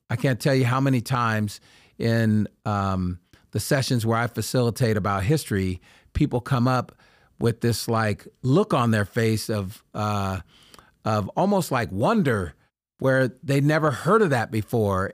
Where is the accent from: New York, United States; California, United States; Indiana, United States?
California, United States; Sacramento; the neighborhood I grew up in in Oak Park